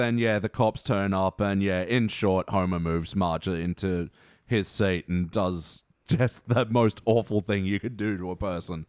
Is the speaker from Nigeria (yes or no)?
no; Australia; We're Australian.